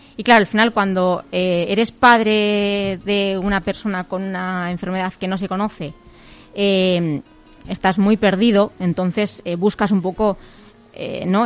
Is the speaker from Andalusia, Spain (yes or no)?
no; a village near Pamplona, Navarre, Spain; yo vivo en un pueblito de, de al lado de, Pamplona